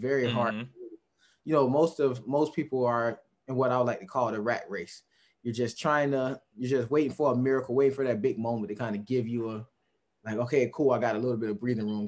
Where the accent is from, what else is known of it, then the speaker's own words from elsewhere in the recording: Fort Lauderdale, Florida, United States; moved away as an adult; also born or lived in Texas; growing up in Fort Lauderdale is very different